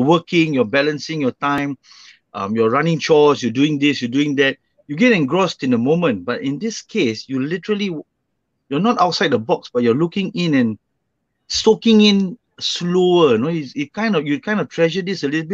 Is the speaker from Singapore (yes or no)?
yes; Singapore; moved away as an adult; I was born and raised in Singapore for the first 24 years of my life.